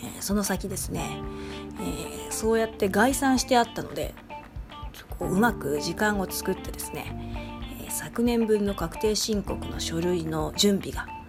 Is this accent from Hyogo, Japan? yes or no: yes; Nishinomiya, Hyogo, Japan; 地元西宮